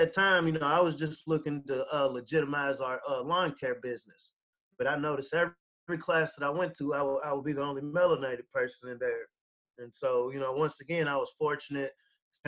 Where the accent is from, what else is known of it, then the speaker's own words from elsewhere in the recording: Lexington, Kentucky, United States; I grew up in Northside Lexington